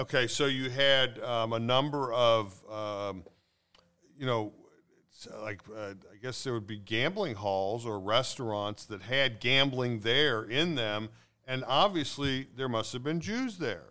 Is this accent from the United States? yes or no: yes; Cincinnati, Ohio, United States; I grew up in North Avondale